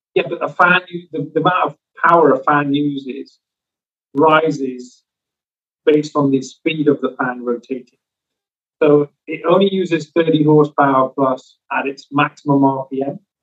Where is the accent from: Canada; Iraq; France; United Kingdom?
United Kingdom; now in Southern California, United States; As a Brit, guys, being here um, we've got car culture back home